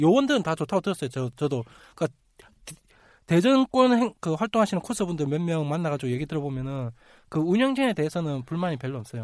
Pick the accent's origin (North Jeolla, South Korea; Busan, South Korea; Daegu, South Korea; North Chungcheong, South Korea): Busan, South Korea; moved away; 제가 자주 가고 제 고향이라